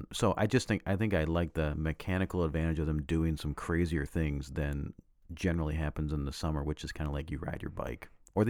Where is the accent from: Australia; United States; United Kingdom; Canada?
Canada; I grew up in Canada, too, so the only Olympics that have any bearing on us was the Winter Olympics.